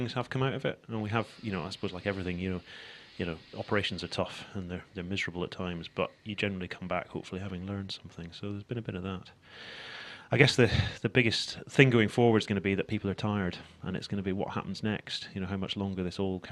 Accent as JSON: {"language": "English", "town": "Edinburgh", "region": "Scotland", "country": "United Kingdom", "also_born_or_lived": "Glasgow", "moved": "yes", "said": "So I'm actually from Edinburgh"}